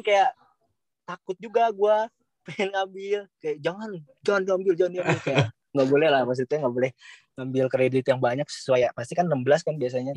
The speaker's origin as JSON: {"language": "Indonesian", "town": "Bandung", "region": "West Java", "country": "Indonesia", "moved": "as an adult", "lives_now": "Malaysia", "said": "Gua juga orang Bandung"}